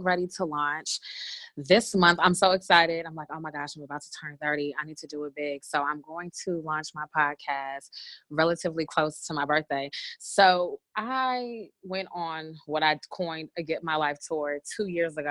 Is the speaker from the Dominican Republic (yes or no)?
no; Bay Area, California, United States; moved away; the Bay Area where I'm from